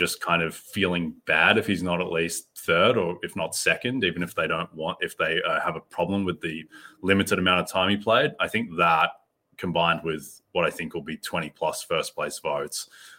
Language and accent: English; Melbourne, Victoria, Australia; In my hometown of Melbourne, I used to love the Aussie Open as a kid